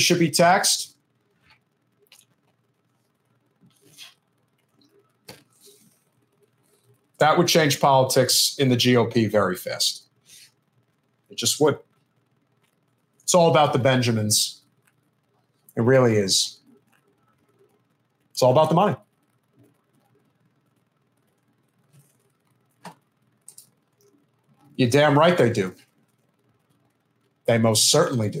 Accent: Northeast, United States; growing up in the Northeast, you know, where I come from

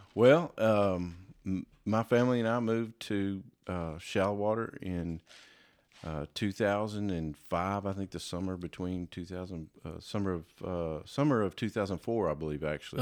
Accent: Palestine, Texas, United States; I grew up, I grew up in East Texas in Palestine

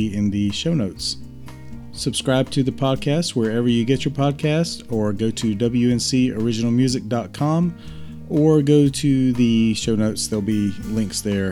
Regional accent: Connecticut, United States; Connecticut, my hometown.

